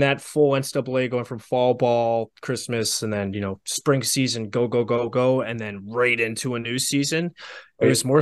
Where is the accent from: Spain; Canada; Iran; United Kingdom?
Canada; not being able to work in the States, but as a Canadian